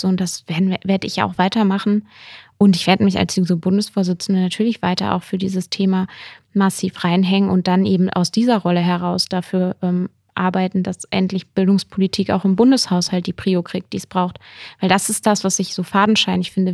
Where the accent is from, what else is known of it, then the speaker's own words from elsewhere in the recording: Lower Saxony, Germany; moved away as an adult; now in Bonn, Germany; ich komme aus Niedersac